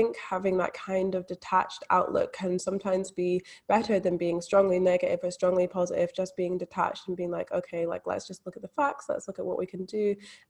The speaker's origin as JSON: {"language": "English", "region": "Scotland", "country": "United Kingdom", "lives_now": "Australia", "said": "Yeah, so I'm actually from Scotland, but not a lot of people pick up on that accent. They can definitely tell I'm living in Australia."}